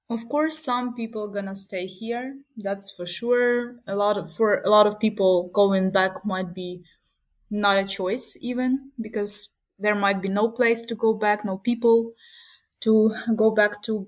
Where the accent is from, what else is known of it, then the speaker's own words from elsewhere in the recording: Uman, Cherkasy Oblast, Ukraine; moved away as an adult; also born or lived in Kyiv, Ukraine; now in Munich, Germany; my hometown is uman